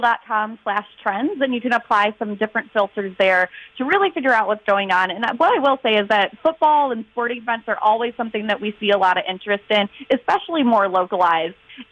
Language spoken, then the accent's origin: English; Southeast Michigan, United States; moved away; because I'm actually originally from Southeast Michigan.